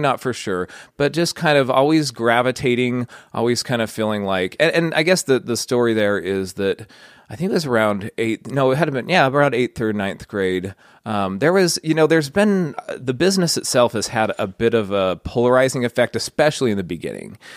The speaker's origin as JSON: {"language": "English", "town": "Layton", "region": "Utah", "country": "United States", "tie": "born or raised there", "said": "I grew up in Layton. I kinda had a pretty idyllic childhood"}